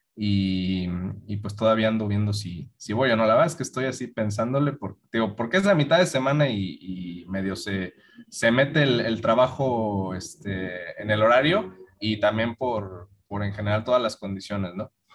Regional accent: León, Guanajuato, Mexico; vienen a mi tierra

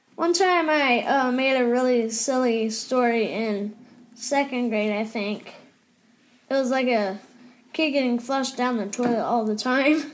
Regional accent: Odessa, Texas, United States; also born or lived in Colorado; I was born in Colorado and then I don't know where I went. I think I went straight to Odessa.

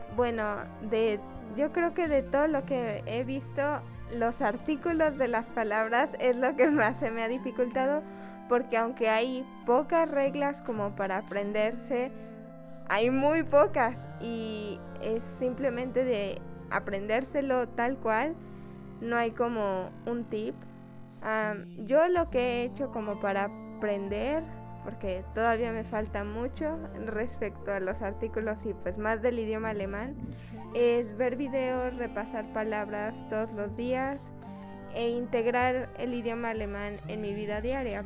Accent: Mexico; yo, como cualquier mexicana

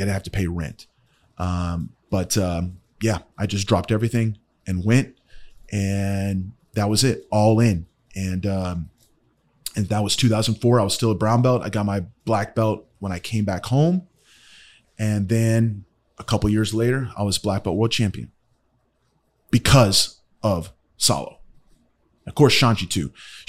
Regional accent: Ohio, United States; born there; I was born in Ohio.

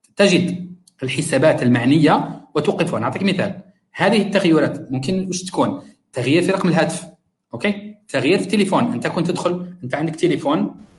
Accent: Algeria; now in Malaysia; عندنا في الجزائر

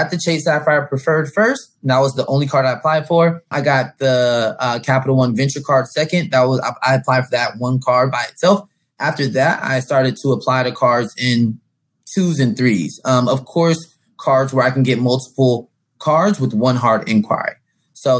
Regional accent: San Diego, California, United States; I'm from San Diego, California.

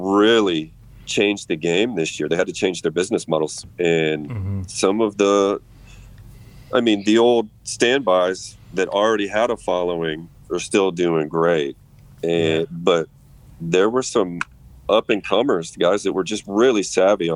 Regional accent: Iowa, United States; I'm from Iowa

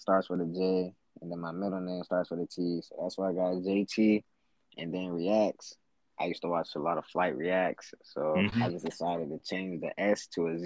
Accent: Florida, United States; Florida, my hometown. I'm just so used to Florida.

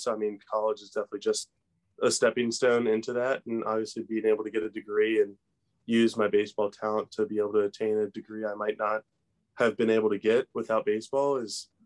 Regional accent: Maryland, United States; being from Maryland

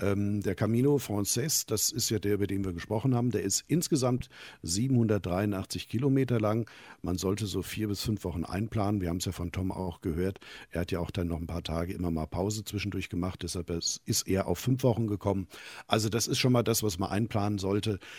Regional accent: Hesse, Germany; bei uns in Hessen

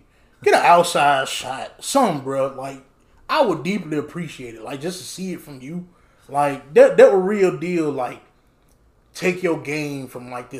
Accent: Phenix City, Alabama, United States; And I'm from Phoenix City, Alabama, man. People that don't know about Phoenix City, we 30 minutes from Auburn. Like, I done been to Auburn a lot. Like, we right here up the street.

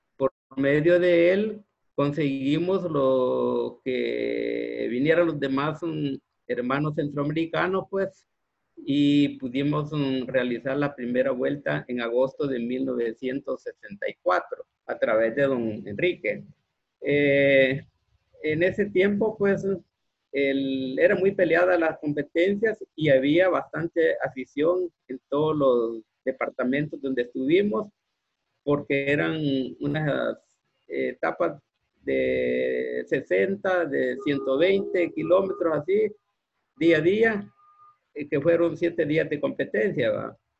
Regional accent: Santa Ana, El Salvador; Nací en, en Santa Ana. Ahí, ahí nací en Santa Ana.

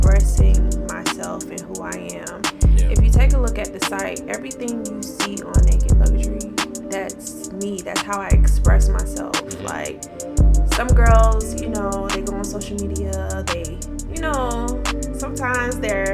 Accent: Pompano Beach, Florida, United States; also born or lived in Fort Lauderdale; I'm from Pompano Beach. Shortly, I moved to Fort Lauderdale. I went to Diller High.

